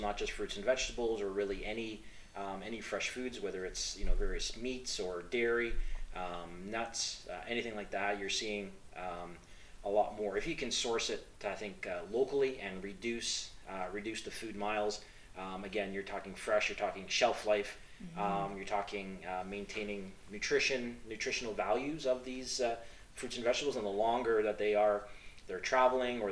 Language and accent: English; Eastern Ontario, Canada; also born or lived in Guelph; I grew up in Eastern Ontario, growing fruits and primarily vegetables, mixed vegetables with my parents